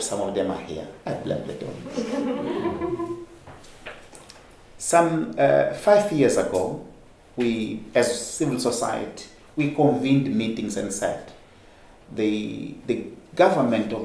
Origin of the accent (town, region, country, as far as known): Mozambique